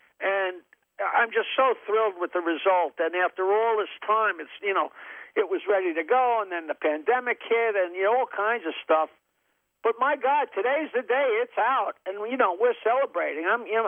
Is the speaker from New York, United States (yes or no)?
yes; Long Island, New York, United States; born or raised there